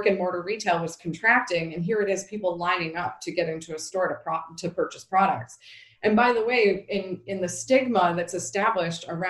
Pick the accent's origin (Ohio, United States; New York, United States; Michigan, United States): New York, United States; also born or lived in Boston; growing up in New York State